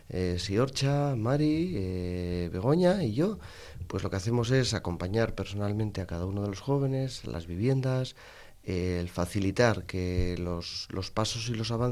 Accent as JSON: {"language": "Spanish", "country": "Morocco", "second_language": "Spanish", "lives_now": "Spain", "said": "cuando yo llamo para preguntar, ya por mi acento, y cuando me preguntan de dónde eres, de Marruecos"}